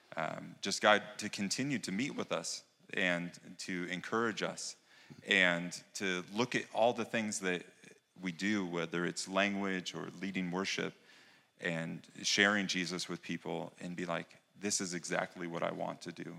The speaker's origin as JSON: {"language": "English", "country": "United States", "moved": "yes", "said": "being an American"}